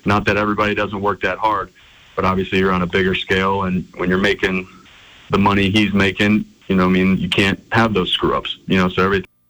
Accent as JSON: {"language": "English", "region": "Ohio", "country": "United States", "tie": "born or raised there", "moved": "yes", "lives_now": "Montana, United States", "said": "I grew up in Ohio, about 45 minutes from where LeBron played high school basketball"}